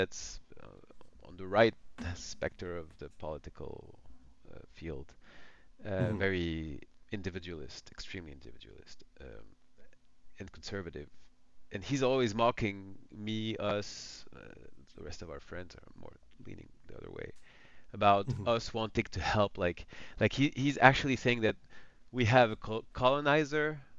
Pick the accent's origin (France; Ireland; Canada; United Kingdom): France; coming from France